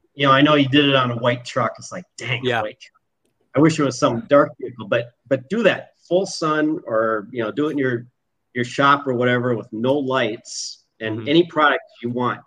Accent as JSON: {"language": "English", "region": "Minnesota", "country": "United States", "moved": "yes", "said": "I'm originally from Minnesota"}